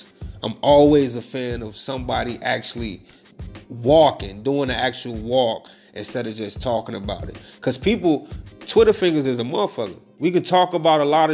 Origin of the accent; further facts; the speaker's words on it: Chicago, Illinois, United States; Chicago, my hometown